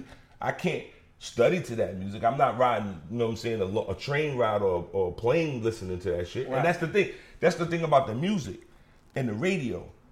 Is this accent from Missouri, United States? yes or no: no; New York City, New York, United States; I'm from Brooklyn.